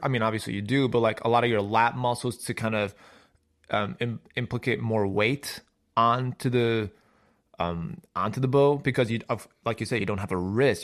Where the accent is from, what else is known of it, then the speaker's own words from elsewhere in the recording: Chicago, Illinois, United States; I'm from Chicago